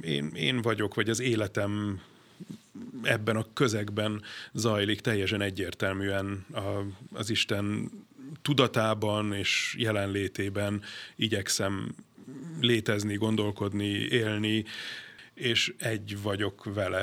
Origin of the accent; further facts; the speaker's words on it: Budapest, Hungary; az én szüleim már itt kötöttek házasságot Budapesten, és én is itt születtem 76-ban. Aztán uh, itt jártam gimnáziumban